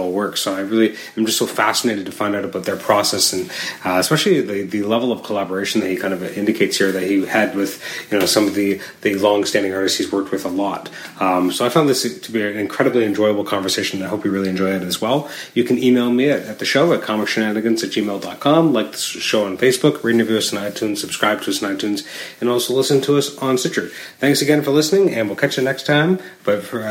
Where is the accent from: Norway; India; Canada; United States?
Canada; growing up in Canada